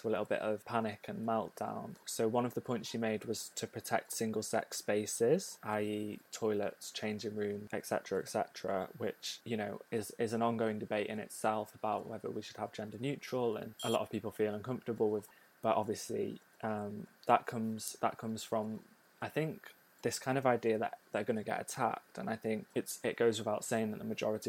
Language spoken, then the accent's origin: English; North Wales, United Kingdom; moved away; I grew up in North Wales in a smaller town